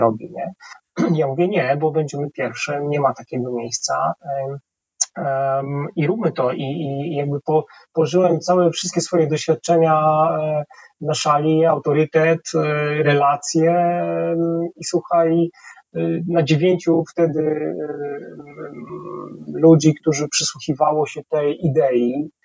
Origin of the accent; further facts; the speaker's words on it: Tarnów, Lesser Poland, Poland; moved away as an adult; also born or lived in Kraków; now in Warsaw, Poland; w Tarnowie, gdzie, gdzie się urodziłem, skąd pochodzę